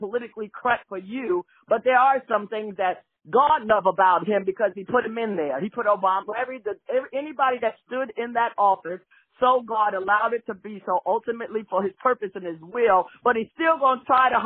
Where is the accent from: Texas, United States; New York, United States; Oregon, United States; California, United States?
New York, United States; New York City; I'm from New York City, born in the concrete jungle